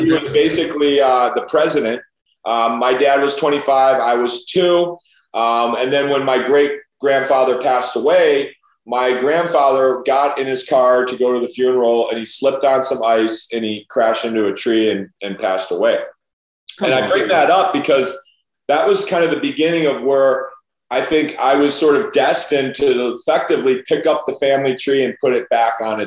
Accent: Chicago, Illinois, United States; as a young kid growing up in the North Shore of Chicago

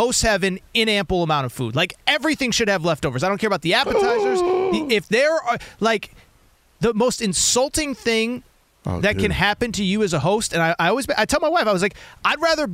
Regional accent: Hartford, Connecticut, United States; I grew up in Connecticut

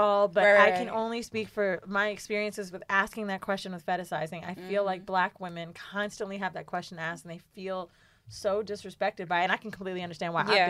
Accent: Orlando, Florida, United States; I'm from Orlando.

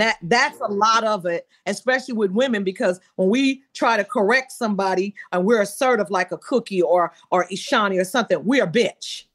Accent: Benton Harbor, Michigan, United States; I'm from Benton Harbor

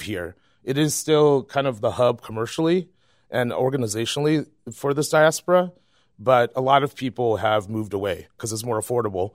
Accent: Chicago, Illinois, United States; born or raised there; also born or lived in Vietnam

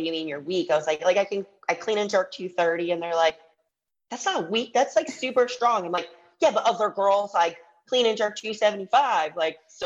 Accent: Michigan, United States; I grew up in Michigan

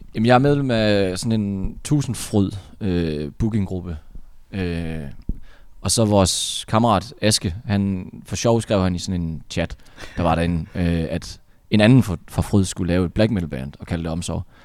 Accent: North Jutland, North Denmark Region, Denmark; nu er vi jo fra Nordjylland

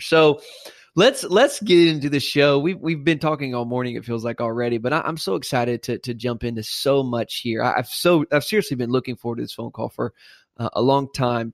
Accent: South Carolina, United States; I'm from South Carolina

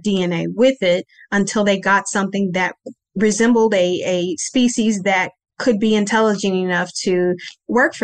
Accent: Kansas City, United States; also born or lived in Ringgold, Louisiana; they all came to Kansas City when I was a baby, and that's where I was born and raised

